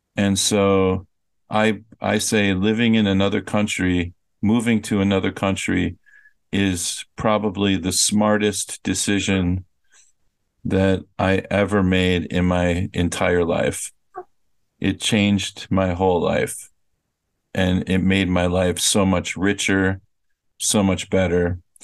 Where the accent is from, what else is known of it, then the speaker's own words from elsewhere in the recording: United States; moved away; I really don't even think of myself as American anymore